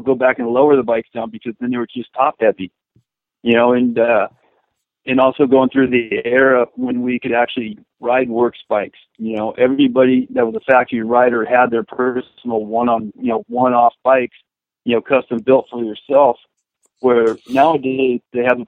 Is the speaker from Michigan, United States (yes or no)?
no; Saddleback and Carlsbad, Southern California, United States; growing up at the original Saddleback in the State Country and Carlsbad